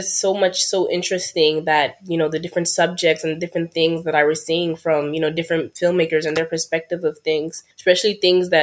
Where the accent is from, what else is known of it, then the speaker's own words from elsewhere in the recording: Mali; now in New York, United States; I'm originally from Mali, which is in West Africa